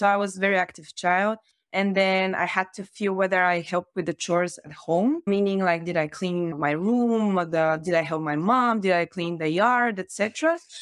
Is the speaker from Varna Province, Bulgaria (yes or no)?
yes; Varna, Varna Province, Bulgaria; I grew up in Varna, which is said to be the sea capital of Bulgaria